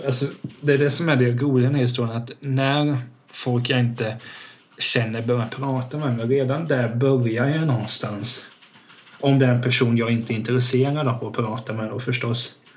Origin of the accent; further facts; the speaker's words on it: Hultsfred, Kalmar County, Sweden; i Hultsfred där jag växte upp